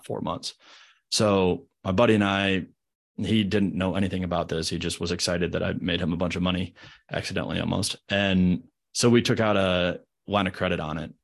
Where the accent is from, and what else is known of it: Midwest, United States; born or raised there; moved away as an adult; now in Charlotte, United States